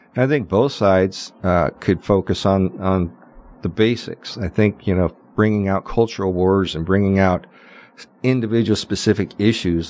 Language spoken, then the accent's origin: English; Las Vegas, Nevada, United States; the people I grew up with here in Las Vegas